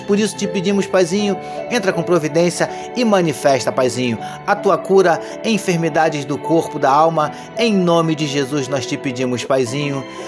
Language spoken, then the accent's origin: Portuguese; Brazil; como brasileiro